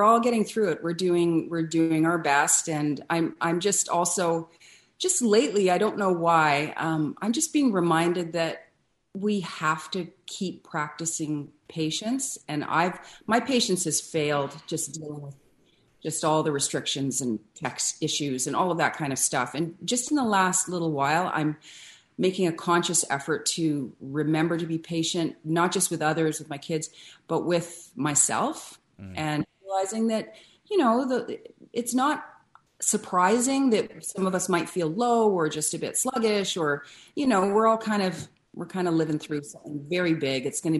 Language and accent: English; Ottawa, Ontario, Canada; born there; also born or lived in Vancouver; Well, I'm Canadian born. I was born in Ottawa, but I only lived there for the first few months of my life. And then Vancouver, where I lived until I was 5 or 6 years old.